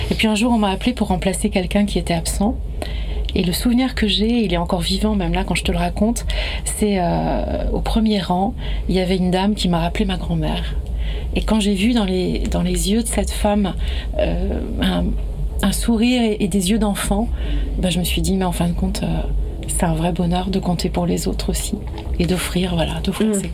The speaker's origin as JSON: {"language": "French", "area": "Pays Bigouden", "region": "Brittany", "country": "France", "tie": "born or raised there", "said": "je suis originaire de Bretagne, du pays Bigoudin"}